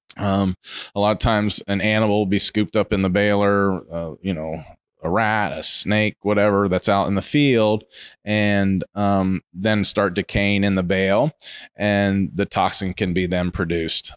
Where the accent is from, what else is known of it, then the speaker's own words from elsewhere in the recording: Ohio, United States; now in Ocala, United States; I grew up in Ohio. I grew up in the Midwest.